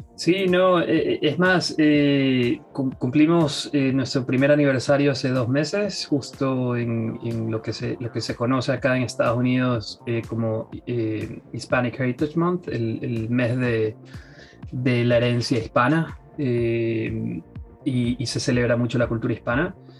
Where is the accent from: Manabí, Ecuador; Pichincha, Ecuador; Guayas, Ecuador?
Guayas, Ecuador; Guayaquil; now in United States; Soy de Guayaquil, Ecuador.